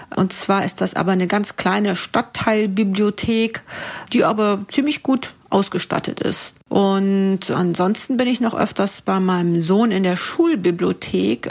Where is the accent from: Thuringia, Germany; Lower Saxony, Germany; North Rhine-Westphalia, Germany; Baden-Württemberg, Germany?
Thuringia, Germany; now in Munich, Germany; in München, wo ich wohne. Ursprünglich komme ich aber aus Thüringen